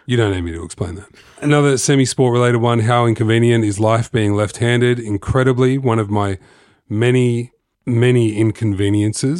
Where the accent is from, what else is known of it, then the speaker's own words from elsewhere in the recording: Sydney, New South Wales, Australia; I'm from Sydney